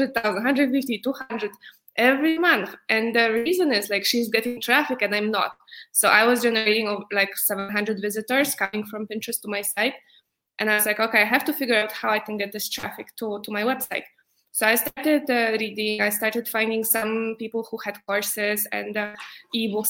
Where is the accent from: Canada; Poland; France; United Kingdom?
Poland; moved away as an adult; also born or lived in New York; I'm from Poland, and four years ago, I moved to New York